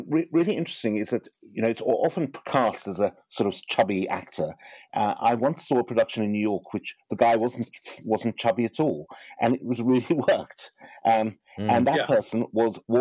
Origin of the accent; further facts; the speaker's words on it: Johannesburg, Gauteng, South Africa; I grew up in Johannesburg, South Africa